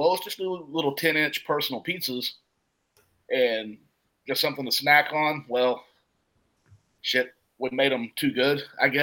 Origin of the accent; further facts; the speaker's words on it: Huntington, West Virginia, United States; also born or lived in Barboursville, West Virginia / Milton, West Virginia; I grew up in Huntington. We moved to Barbersville in 1990. So I was 14 years old.